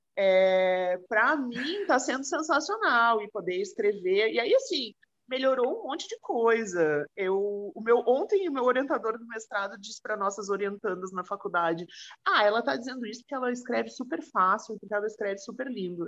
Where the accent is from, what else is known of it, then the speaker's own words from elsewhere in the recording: Rio Grande do Sul, Brazil; Eu sou gaúcha